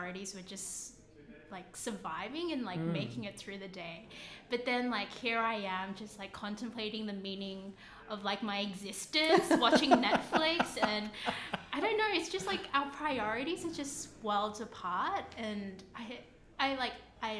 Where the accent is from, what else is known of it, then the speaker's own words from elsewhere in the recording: Sydney, New South Wales, Australia; moved away; I grew up in Sydney